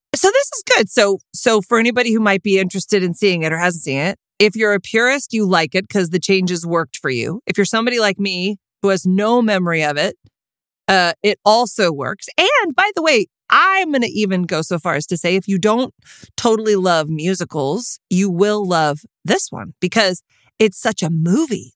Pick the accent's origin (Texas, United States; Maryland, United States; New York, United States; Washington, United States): Texas, United States; I'm from Texas